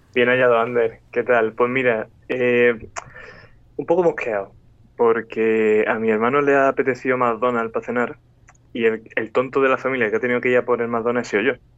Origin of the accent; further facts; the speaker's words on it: Andalusia, Spain; yo como soy andaluz